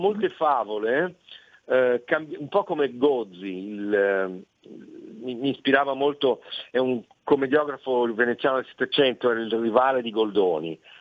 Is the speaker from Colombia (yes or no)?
no; Brazil; now in Milan, Italy; sono nato in Brasile